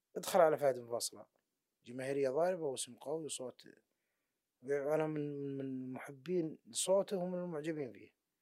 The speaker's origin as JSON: {"language": "Arabic", "region": "Najd", "country": "Saudi Arabia", "said": "عندنا في نجد"}